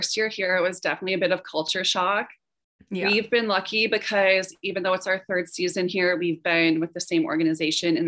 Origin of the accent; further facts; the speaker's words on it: Atlanta, Georgia, United States; also born or lived in Detroit, Michigan / Sweden / Russia; now in Charleston, United States; I am from Atlanta, Georgia